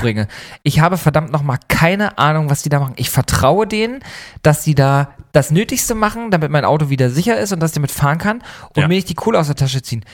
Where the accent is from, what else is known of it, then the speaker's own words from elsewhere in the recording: eastern Germany, Germany; now in Hamburg, Germany; Wir kommen vom Land beide, wir kommen beide aus dem, aus dem Osten Deutschlands